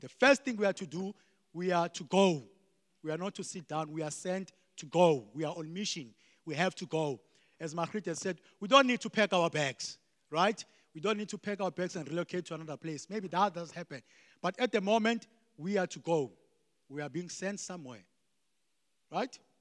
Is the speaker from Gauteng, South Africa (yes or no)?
no; Eastern Cape, South Africa; I grew up in the Eastern Cape.